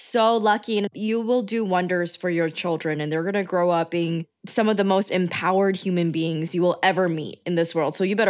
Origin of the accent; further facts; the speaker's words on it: New York, United States; my mom did not move the whole family to San Diego, because she didn't want to rock the boat for us growing up in New York.